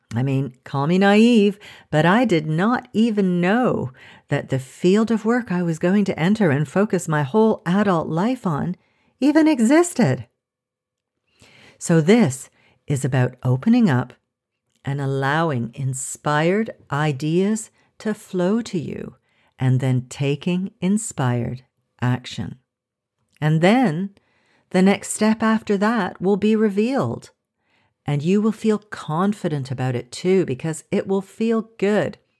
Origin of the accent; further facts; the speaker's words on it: Canada; moved away as an adult; now in France; as a Canadian